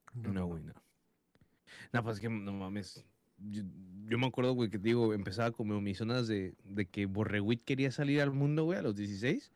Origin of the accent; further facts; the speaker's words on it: United States; aquí en Estados Unidos, mi país natal, donde no, yo nací y crecí